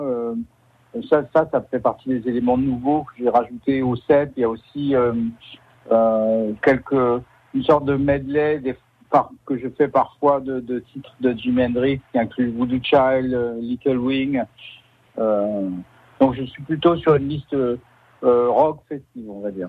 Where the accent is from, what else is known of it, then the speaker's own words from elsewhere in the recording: Paris, Île-de-France, France; also born or lived in Troyes; je suis né à Paris